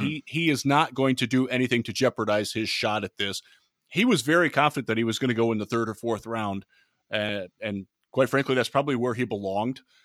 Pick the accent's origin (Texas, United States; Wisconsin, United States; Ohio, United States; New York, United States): Ohio, United States; Cleveland; I grew up in Cleveland